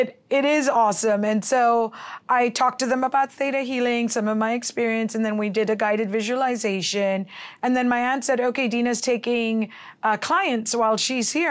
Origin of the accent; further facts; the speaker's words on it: Hong Kong; moved away; also born or lived in Philippines / Los Angeles / New York / San Francisco; I was born in the Philippines, raised in Hong Kong, and lived in L A, New York, San Francisco, and Dubai, and I've been in the valley for seven years